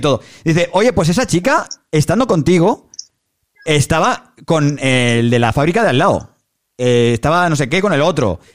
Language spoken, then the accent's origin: Spanish; Badalona, Catalonia, Spain; yo soy de Badalona y el Andrés también